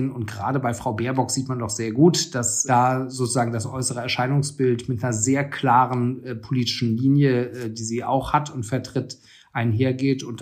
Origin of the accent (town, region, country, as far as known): Frankfurt, Hesse, Germany; born or raised there